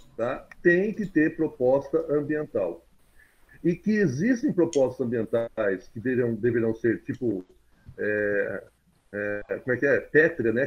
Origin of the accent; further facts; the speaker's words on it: Jabuticabal, São Paulo, Brazil; eu sou de Jabuticabal